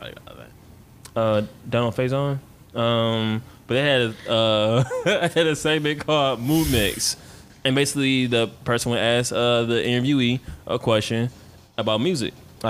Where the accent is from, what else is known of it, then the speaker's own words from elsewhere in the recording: Jamaica; But I'm Jamaican near Africa, so I'm assuming, yeah.